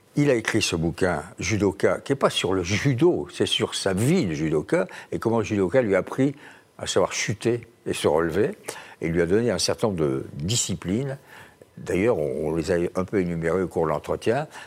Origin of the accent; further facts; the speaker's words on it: Tarn-et-Garonne, the South-West, Occitania, France; c'est mon pays natal, le Tarn-et-Garonne, le Sud-Ouest